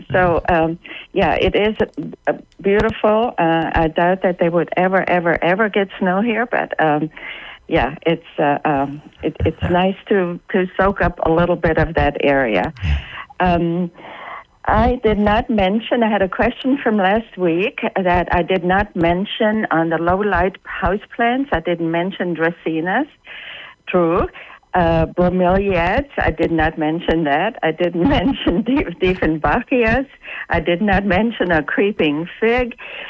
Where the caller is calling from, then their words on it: South Carolina, United States; I am calling from the Palmetto State.